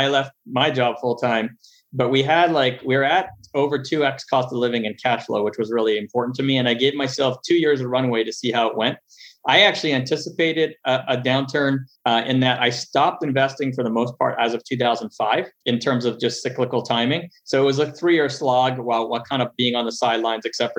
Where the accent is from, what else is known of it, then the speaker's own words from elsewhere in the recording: Montreal, Quebec, Canada; moved away as an adult; also born or lived in Los Angeles, United States; now in United States; I'm originally from Montreal, Canada. Grew up there, lived about half my life there and half my life in the U.S. Came down to the U.S. in 98.